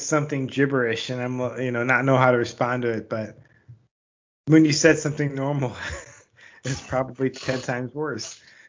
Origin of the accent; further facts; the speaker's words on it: Buffalo, New York, United States; moved away; When I left home and I told people I was from New York, they'd be like, oh, the Big Apple. I'm like, no, I'm from Buffalo.